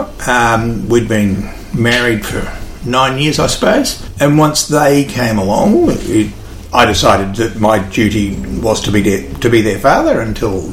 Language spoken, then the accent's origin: English; Lockington, Victoria, Australia; now in Echuca, Australia; I grew up on a dairy farm out west of Lockington